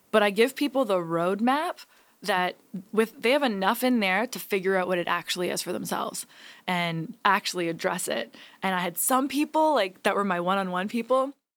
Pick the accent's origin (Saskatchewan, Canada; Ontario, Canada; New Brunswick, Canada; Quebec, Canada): Ontario, Canada; Hamilton; Hamilton, Ontario, my hometown